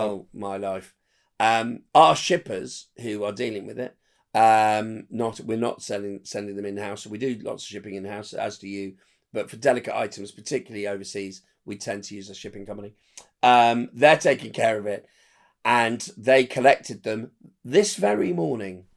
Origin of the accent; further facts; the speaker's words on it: Windsor, South East England, United Kingdom; I'm from near London in Windsor